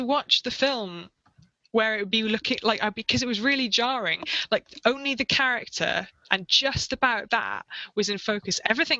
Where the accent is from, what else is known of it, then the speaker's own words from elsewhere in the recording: United Kingdom; I'm too British to do that.